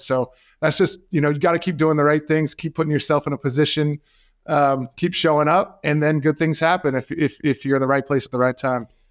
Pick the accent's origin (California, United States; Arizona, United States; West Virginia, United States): Arizona, United States; also born or lived in Seattle; here in my home state of Arizona